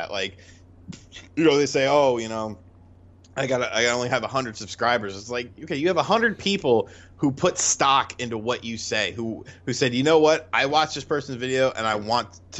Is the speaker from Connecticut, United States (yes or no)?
yes; Bridgeport, Connecticut, United States; moved away; also born or lived in Monroe, Connecticut; I was born in Bridgeport, lived in Monroe